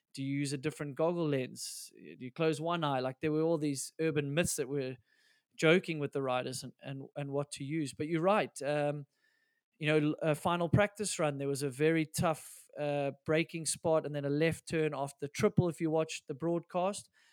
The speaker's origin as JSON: {"language": "English", "country": "South Africa", "said": "we're South African"}